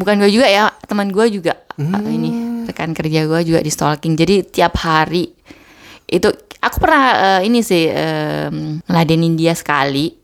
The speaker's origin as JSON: {"language": "Indonesian", "country": "Indonesia", "moved": "yes", "lives_now": "Germany", "said": "gue orang Indonesia"}